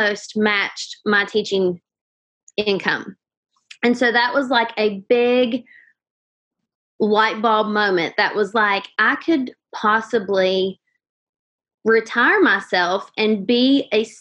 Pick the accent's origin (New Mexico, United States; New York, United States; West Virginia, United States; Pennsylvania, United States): West Virginia, United States; Huntington; I am from Huntington, West Virginia